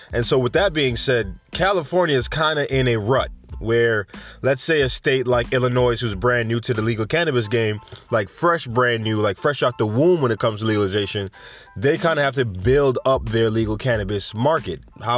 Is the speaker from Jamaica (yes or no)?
yes; Jamaica; Anyway, we have Jamaica, my home country. I don't know why I said home country in a country accent.